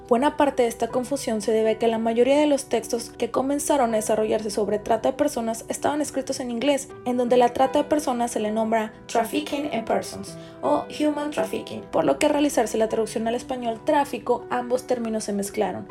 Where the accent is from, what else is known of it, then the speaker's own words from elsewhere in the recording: Mexico; nosotros somos de México